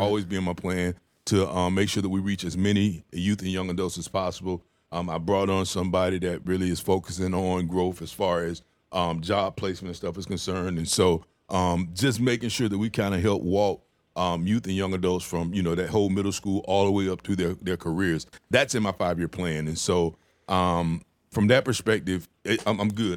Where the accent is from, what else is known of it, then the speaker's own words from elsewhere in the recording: the South, United States; moved away; I'm from the South